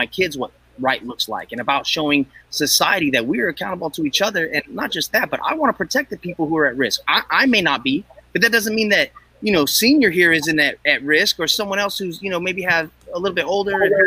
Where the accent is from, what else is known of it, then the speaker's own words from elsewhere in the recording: Northern California, United States; I grew up here in Northern California.